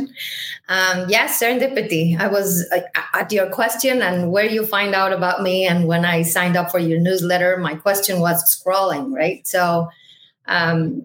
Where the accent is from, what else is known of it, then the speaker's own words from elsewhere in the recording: Mexico City, Mexico; moved away as an adult; now in United States; I am originally from Mexico City. I moved to the United States tomorrow, 14 years ago